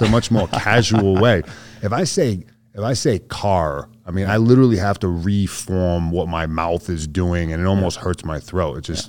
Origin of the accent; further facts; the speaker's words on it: Boston, Massachusetts, United States; accent: Boston; The most Boston thing about me? I guess I'd say probably just the way I talk.